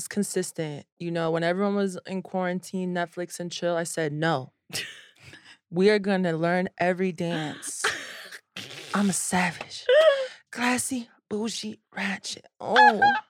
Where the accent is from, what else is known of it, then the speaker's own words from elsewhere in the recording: Orlando, Florida, United States; also born or lived in Miami; Orlando and Miami.